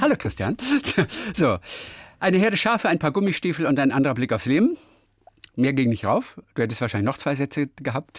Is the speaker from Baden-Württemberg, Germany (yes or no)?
no; Lübeck, Schleswig-Holstein, Germany; moved away; also born or lived in Lower Saxony; Ich komme aus Lübeck und ich bin ganz oft da. Ich bin ja ein Kind das, von der Ostsee.